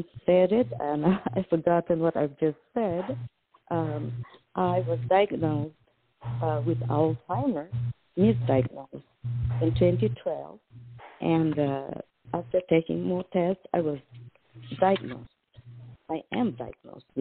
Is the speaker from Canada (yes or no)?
no; Malaysia; now in United States; I'm originally from Malaysia